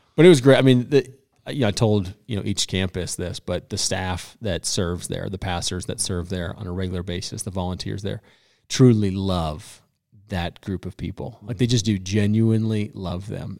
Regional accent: Colorado, United States; I am born and raised in Colorado

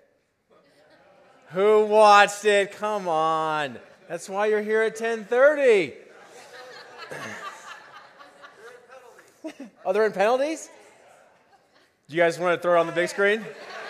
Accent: Boulder, Colorado, United States; I was born and raised in Boulder, went to CU, met my wife at CU

